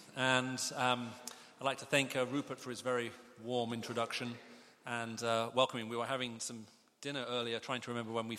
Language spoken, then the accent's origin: English; Riyadh, Riyadh Province, Saudi Arabia; also born or lived in United Kingdom; I spent most of my childhood growing up in the Middle East. I have mixed parentage. I was born here in the UK. We moved off to the Middle East in the 70s when I was very, very small.